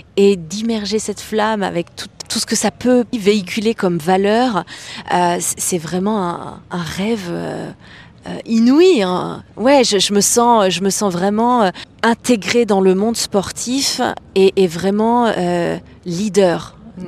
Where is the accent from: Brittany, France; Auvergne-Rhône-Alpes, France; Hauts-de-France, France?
Auvergne-Rhône-Alpes, France; Clermont-Ferrand; je suis née à Clermont-Ferrand